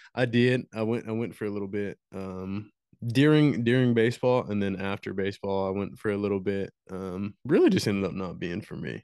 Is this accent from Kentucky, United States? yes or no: yes; Morehead, Kentucky, United States; Right here in good old Moorhead